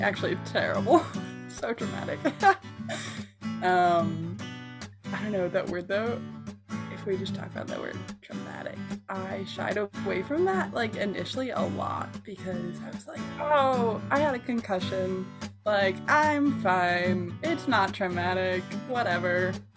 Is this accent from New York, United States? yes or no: no; Michigan, United States; I grew up in Michigan